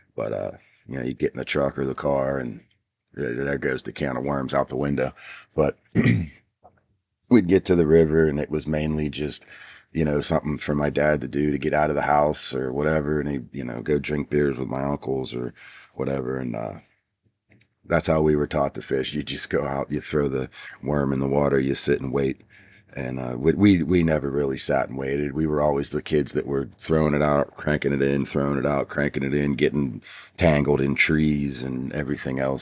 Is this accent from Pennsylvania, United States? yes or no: yes; Pittsburgh, Pennsylvania, United States; I grew up in Pittsburgh, P A.